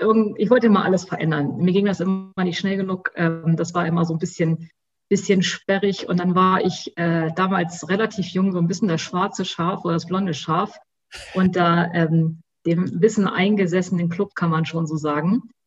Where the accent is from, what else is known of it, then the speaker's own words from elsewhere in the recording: Hanover, Lower Saxony, Germany; also born or lived in Göttingen; ich komme sogar ursprünglich aus Hannover